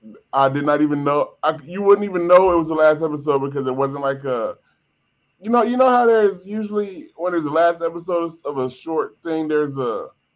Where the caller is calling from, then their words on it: Los Angeles, California, United States; I'm calling from North Hollywood. Not West Hollywood, not East Hollywood.